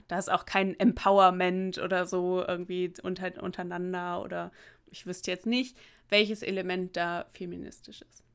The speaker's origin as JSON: {"language": "German", "country": "Germany", "tie": "born or raised there", "moved": "yes", "said": "weil meine Heimatstadt ja relativ nah an der holländischen Grenze ist"}